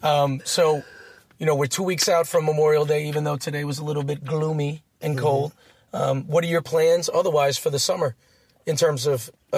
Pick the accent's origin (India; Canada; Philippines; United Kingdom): Philippines; I'm Filipino.